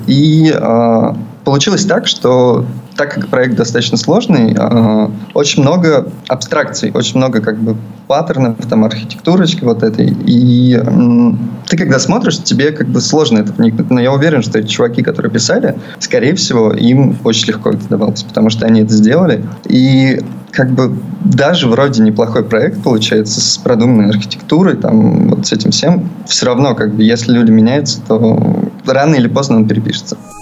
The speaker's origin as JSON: {"language": "Russian", "town": "Perm", "region": "Perm Krai", "country": "Russia", "also_born_or_lived": "Moscow, Russia", "moved": "as an adult", "lives_now": "Vietnam", "said": "А я вообще с Урала. А, я жил в Перми"}